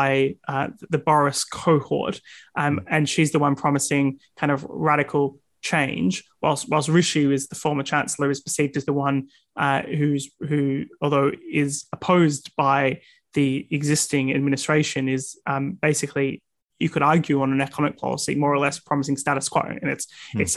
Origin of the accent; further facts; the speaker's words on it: Australia; now in United Kingdom; In my home country, Australia